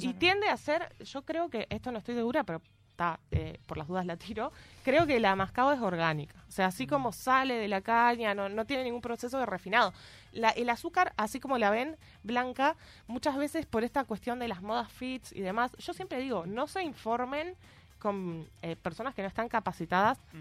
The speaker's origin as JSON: {"language": "Spanish", "town": "Rosario", "region": "Santa Fe", "country": "Argentina", "tie": "born or raised there", "moved": "as an adult", "lives_now": "Montevideo, Uruguay", "said": "le escribí una canción a mi escuela y secundaria. Ya le decimos escuela, liceo, todo. Eh, Normal 1 de Rosario"}